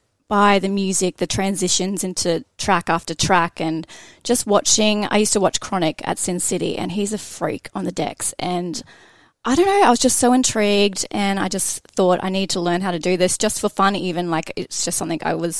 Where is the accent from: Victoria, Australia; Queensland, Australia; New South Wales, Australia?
Queensland, Australia; Biloela, central; moved away as an adult; also born or lived in Melbourne; I came from Billawilla, small town, about 6,000, I think, that live there. Pretty much nothing to do there.